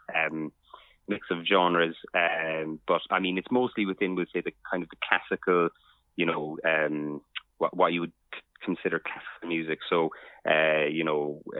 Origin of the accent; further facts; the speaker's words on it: Cork, Munster, Ireland; moved away as an adult; also born or lived in London, United Kingdom; now in England, United Kingdom; I grew up in Cork City